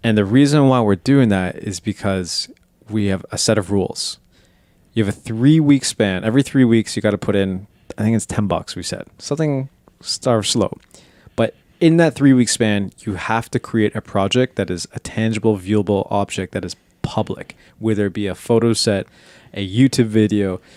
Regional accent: Canada; we're Canadian.

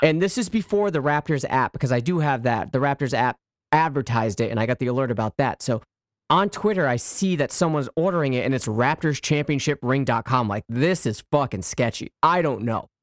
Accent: United States; moved away; also born or lived in Canada; this is coming from an American saying this, so, like, you know, I'm, I'm pretty much a, a, a, an adopted Canadian

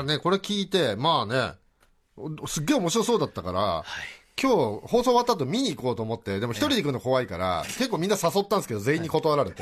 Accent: Chiba, Japan; 僕も千葉ですけど、千葉から

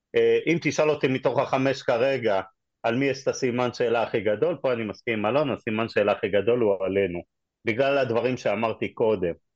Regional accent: Israel; אנחנו כישראלים

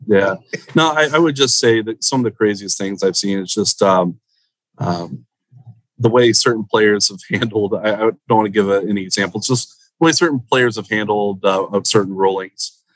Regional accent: Central Florida, United States; moved away as an adult; now in South Florida, United States; I grew up in Central Florida, and that was always home for me.

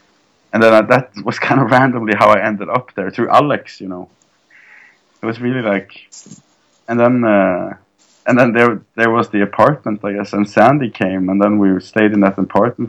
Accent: Egersund, Rogaland, Norway; now in Oslo, Norway; Egersund, my hometown in Norway.

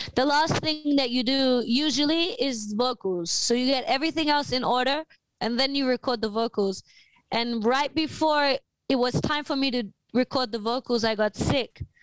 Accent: Australia; I'm from Australia

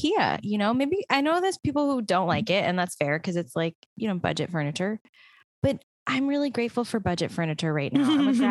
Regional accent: Canada; We're all Canadian

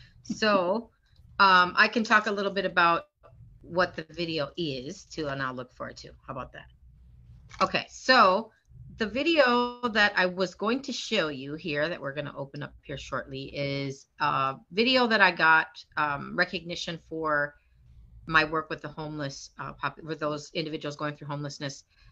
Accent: Minnesota, United States; now in Los Angeles, United States; my arrival here to LA, because as most of you know, I grew up in Minnesota.

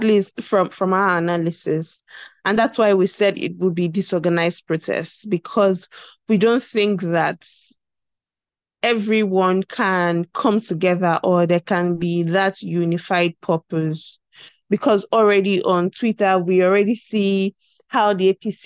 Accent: South West Nigeria, Nigeria; I'm from the Southwest

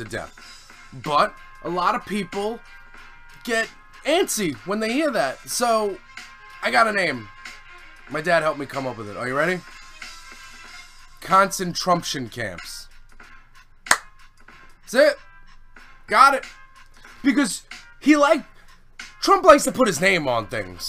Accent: United States; I'm very ashamed to be... from this country

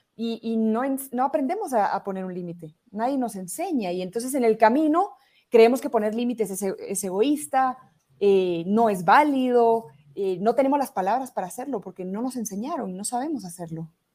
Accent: Guatemala; also born or lived in Barcelona, Spain; graduarme en mi país, en Guatemala

